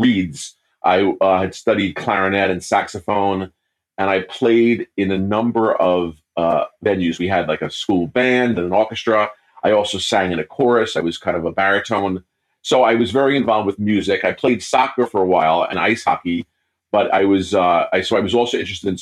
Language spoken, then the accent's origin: English; New York, United States; also born or lived in Brazil; I was born in New York to a middle-class family, and I grew up in the city and then in the suburbs of New York